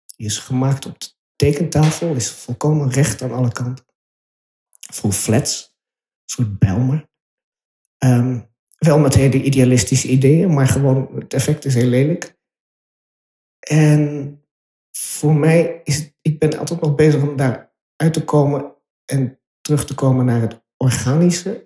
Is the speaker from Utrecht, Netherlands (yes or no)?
yes; Utrecht, Netherlands; moved away; En toen ik in Overvecht opgroeide, kwam daar wonen toen ik drie was